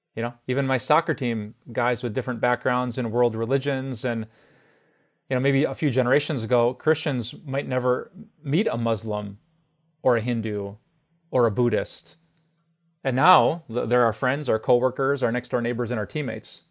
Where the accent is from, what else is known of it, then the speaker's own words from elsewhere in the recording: Green Bay, Wisconsin, United States; also born or lived in Minnesota; driving back and forth to college from my hometown of Green Bay